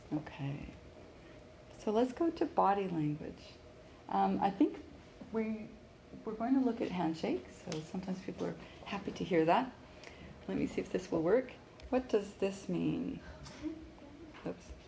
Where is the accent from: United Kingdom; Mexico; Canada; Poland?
Canada; Williams Lake, British Columbia; moved away; also born or lived in Vancouver; my hometown of Williams Lake